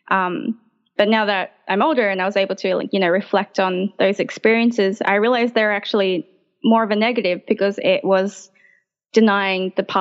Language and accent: English; Sydney, New South Wales, Australia; I was born in the RPA uh, and I grew up in around the Marrickville area. I still live around the Marrickville area, so it's very much my home.